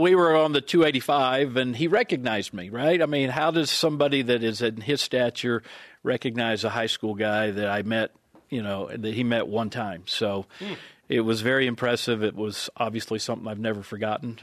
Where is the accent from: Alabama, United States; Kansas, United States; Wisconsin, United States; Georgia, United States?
Georgia, United States; Atlanta; I grew up in Atlanta